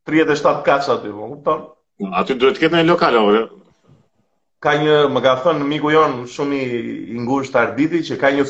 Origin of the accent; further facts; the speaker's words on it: southern Albania, Albania; Si jam nga Tirana, them drejtën, ëh, se jam nga jugu unë vlla